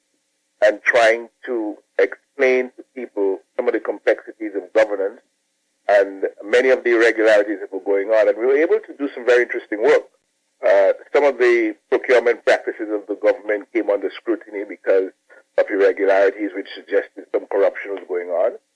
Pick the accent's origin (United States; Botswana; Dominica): Dominica; I'm Dominican by birth. I was born in Mayagot, Dominica. Mm-hmm. And I grew up in Dominica